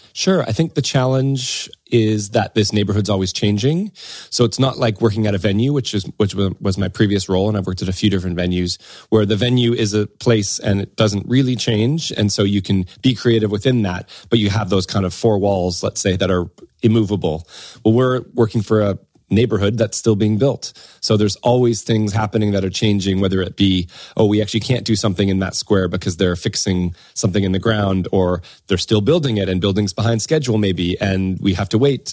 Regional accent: Windsor, Ontario, Canada; moved away as an adult; now in United Kingdom; I'm originally from Canada, a place called Windsor, Ontario, which is across from Detroit, um, kind of southwestern Ontario.

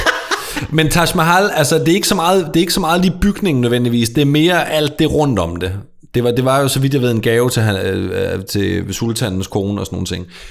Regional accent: Sønderborg, Southern Denmark, Denmark; Sønderborg, hvor jeg kommer fra

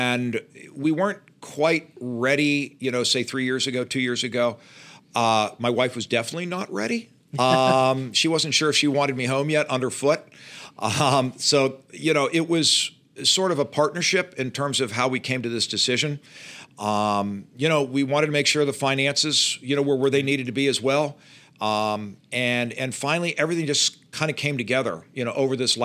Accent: Pittsburgh, Pennsylvania, United States; moved away as an adult; also born or lived in Louisiana; now in Charlotte, United States; I grew up in Pittsburgh

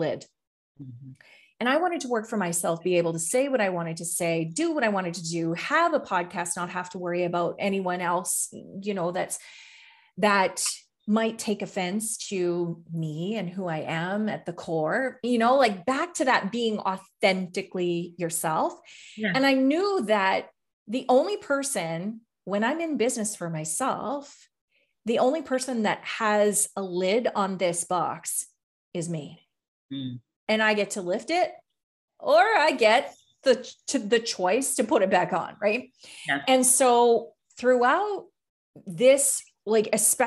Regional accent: Canada; I'm from Canada.

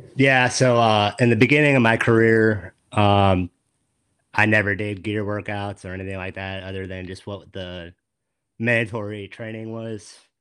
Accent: West Palm Beach, Florida, United States; moved away as an adult; now in Central Florida, United States; I grew up in West Palm

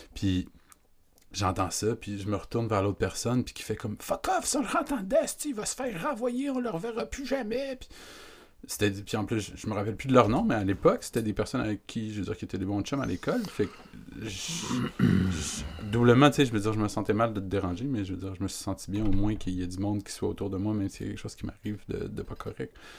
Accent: Quebec, Canada; nous, on est Québécois

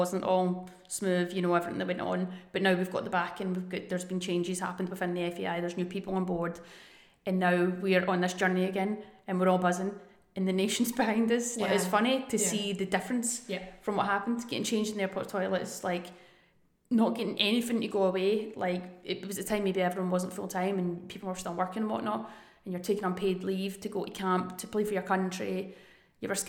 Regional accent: Glasgow, Scotland, United Kingdom; Obviously we're from Glasgow.

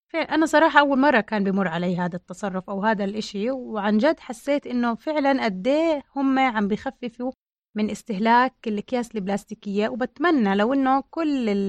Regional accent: Jordan; احنا عندنا بالاردن

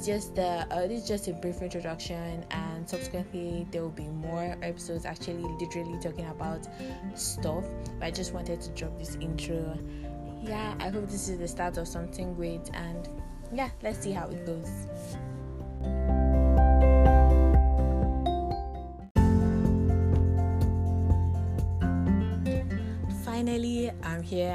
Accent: Northern Nigeria, Nigeria; I'm a Hausa Yoruba girl, and I grew up in the north

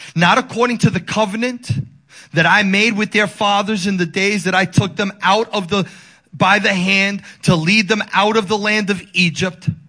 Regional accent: Dominican Republic; moved away; I'm from the Dominican Republic

